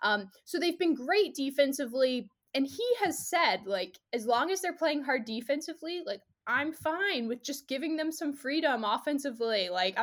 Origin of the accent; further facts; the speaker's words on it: South Carolina, United States; moved away as an adult; also born or lived in Georgia; I grew up in South Carolina, went to the University of Georgia, was totally a SEC college football person